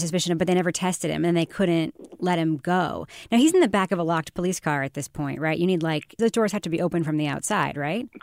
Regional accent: New York, United States; moved away as an adult; now in New Hampshire, United States; I lived in New Hampshire now since, for, like, twenty years, but, uh, longer than twenty years, actually, like, twenty-four years, but growing up in New York

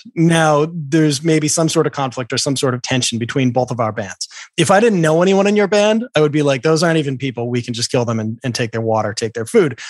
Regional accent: Boston, Massachusetts, United States; I grew up in Boston.

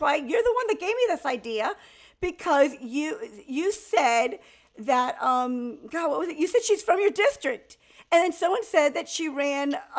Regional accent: Miami, Florida, United States; accent: Miami accent; first language Spanish; English is a second language; I'm from Miami.

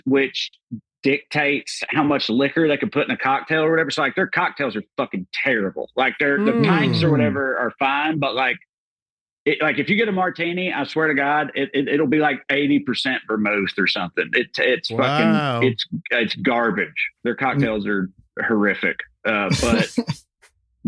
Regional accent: the South, United States; we are Americans, but we're from the South

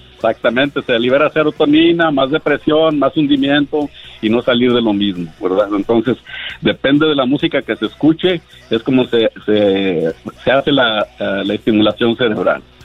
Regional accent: Monterrey, Nuevo León, Mexico; yo soy de Monterrey

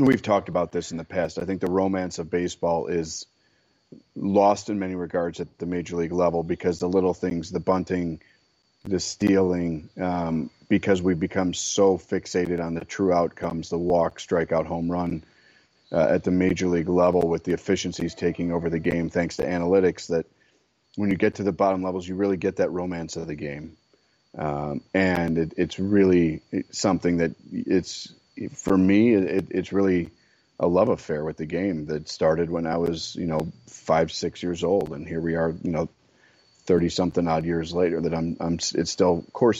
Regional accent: Chicago, Illinois, United States; as a Chicagoan

